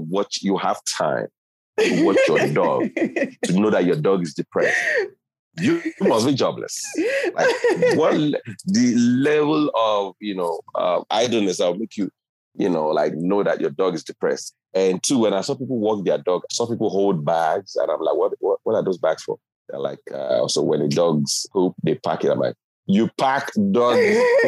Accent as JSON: {"language": "English", "region": "Lagos", "country": "Nigeria", "tie": "born or raised there", "moved": "as an adult", "lives_now": "United States", "said": "I was born and raised in Lagos, Nigeria."}